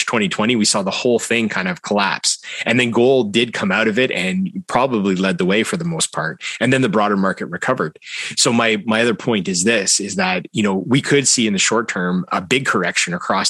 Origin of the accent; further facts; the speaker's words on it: Canada; I'm Canadian